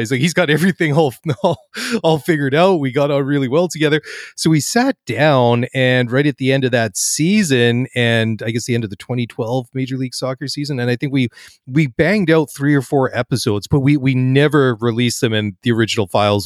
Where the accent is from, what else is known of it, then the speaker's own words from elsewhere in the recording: Canada; I'm a first generation Canadian, first one outside of, in the family to be born outside of the ancestral homelands on the other side of the pond